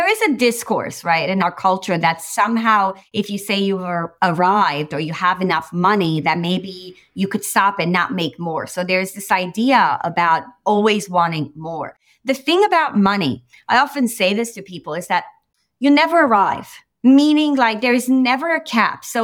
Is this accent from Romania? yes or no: yes; Romania; moved away; I came from Romania. I came from Romania where it was a communist country. Ceausescu was in power, and we sort of escaped.